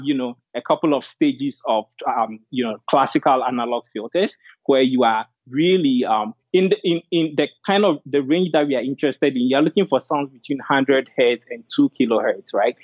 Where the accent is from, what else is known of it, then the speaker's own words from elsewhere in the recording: Ghana; moved away as an adult; also born or lived in Dartmouth; I was born and raised in Ghana and came to Dartmouth for undergrad